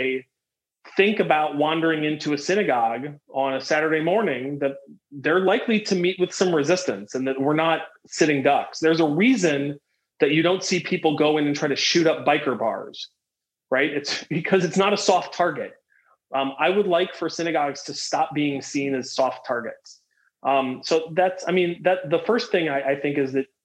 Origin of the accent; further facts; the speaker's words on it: Fort Wayne, Indiana, United States; now in Illinois, United States; I grew up in Fort Wayne, Indiana, which is a heavily Catholic town